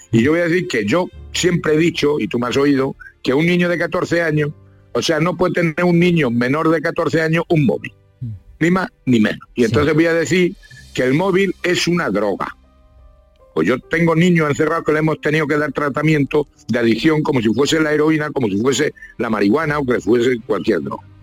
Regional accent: Castilla-La Mancha, Spain; como el manchego. Por eso nos llaman a nosotros curipardo.

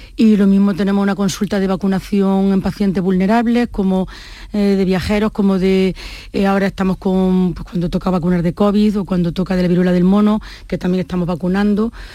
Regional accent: Córdoba, Andalusia, Spain; also born or lived in Jaén; yo me vine muy pequeña a Córdoba

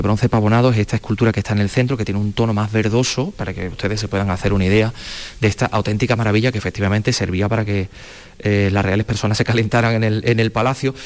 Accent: La Carolina, Andalusia, Spain; yo soy de la Carolina de Jaén

